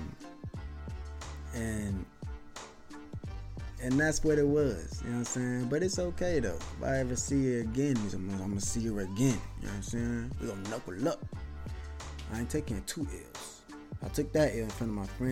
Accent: Milwaukee, Wisconsin, United States; also born or lived in Chicago, Illinois; I'm born in Milwaukee, Wisconsin.

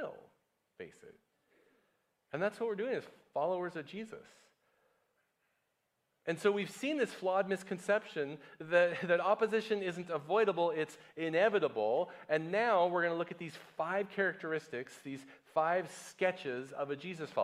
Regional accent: United States; moved away; America, my home country

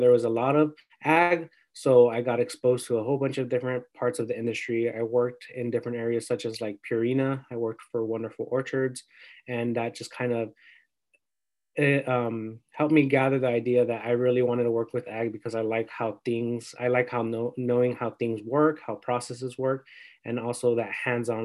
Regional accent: Perris, California, United States; moved away as an adult; also born or lived in San Luis Obispo, California; I'm from Paris, California.

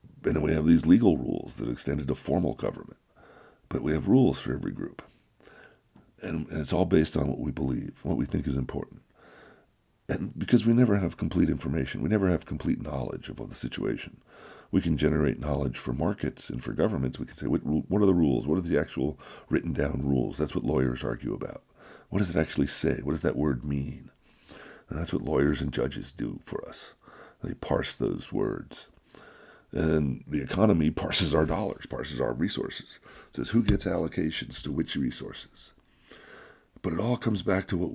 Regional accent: United States; I grew up in America. I've been here for over 60 years

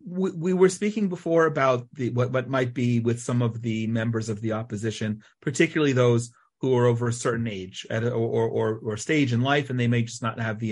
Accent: United States; We are all American born. I think, if I'm not mistaken, we've all spent most of our lives in America, which means also probably most of our voting in America.

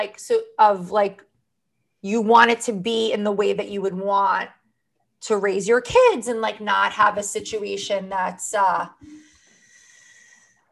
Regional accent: Long Island, New York, United States; I'm not really a native New Yorker. I'm from Long Island

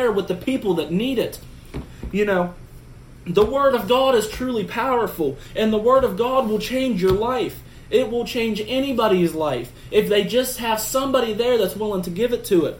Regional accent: Preston County, West Virginia, United States; my hometown in Preston County

